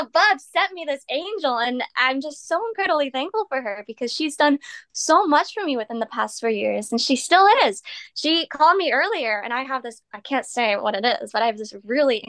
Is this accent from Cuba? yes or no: no; Canada; I'm Canadian